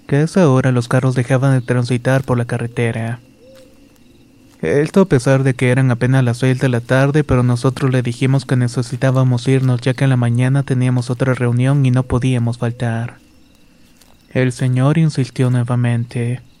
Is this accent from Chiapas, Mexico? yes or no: yes; Comitán, Chiapas, Mexico; Soy originario de Comitán, Chiapas, y hace años trabajaba en la región selva en la localidad de Amparo Agua Tinta.